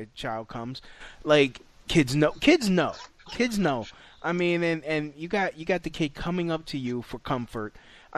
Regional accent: New York City, New York, United States; growing up in Brooklyn

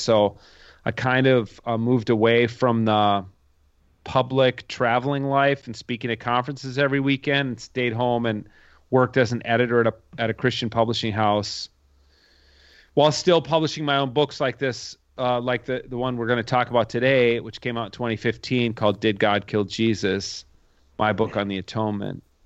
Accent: Minnesota, United States; I grew up here in Minnesota in, in the same town I live in now. Uh, it's a suburb of Minneapolis

